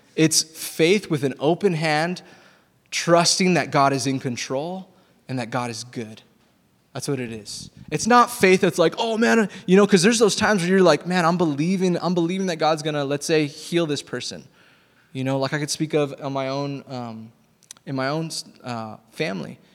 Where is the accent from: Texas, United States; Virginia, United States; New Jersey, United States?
Texas, United States; I grew up in Texas